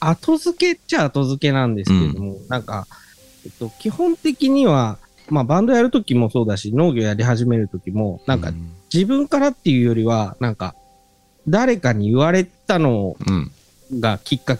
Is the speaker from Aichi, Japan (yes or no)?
no; Tokyo, Japan; moved away as an adult; 生まれ育った東京とかとは違うところに住んでて